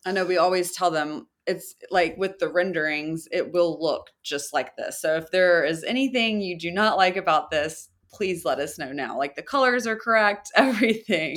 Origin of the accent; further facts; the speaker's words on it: the South, United States; moved away; I'm from the South. My entire family owns their own businesses. It's just a small town, and that's more of a mentality where I'm from